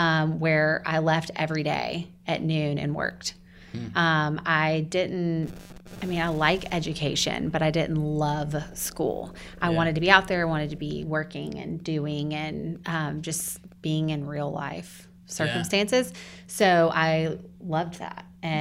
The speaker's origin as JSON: {"language": "English", "town": "Buford", "region": "Georgia", "country": "United States", "tie": "born or raised there", "said": "born and raised Buford."}